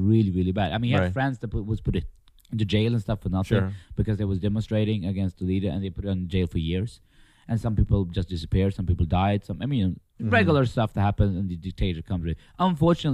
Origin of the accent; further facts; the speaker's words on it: Märsta, Stockholm County, Sweden; I was 3 months old when I came to Sweden. So from that age to 10, 11, I lived in a place called Märsta, which is north.